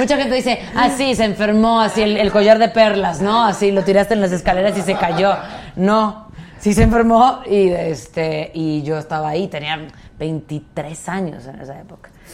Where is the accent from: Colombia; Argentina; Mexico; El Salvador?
Mexico; como mexicanos